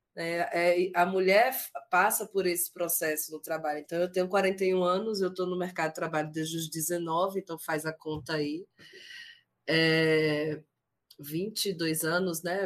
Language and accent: Portuguese; Sergipe, Brazil; eu sou sergipana